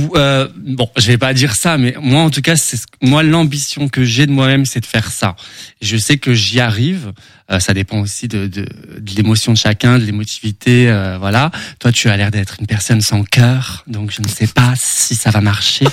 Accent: Sedan, Grand Est, France; Je suis né à Sedan.

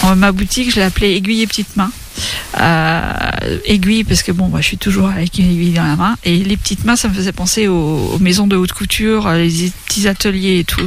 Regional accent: Craon, Pays de la Loire, France; also born or lived in Laval; je suis originaire de Cran, j'habite à bouchon les donc pas très loin

